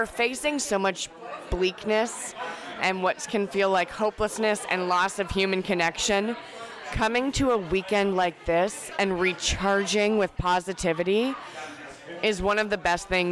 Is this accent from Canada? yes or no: yes; Canada; I am Canadian